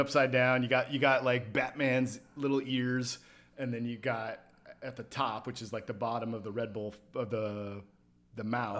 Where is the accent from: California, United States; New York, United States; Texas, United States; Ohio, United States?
California, United States; Somewhere in California.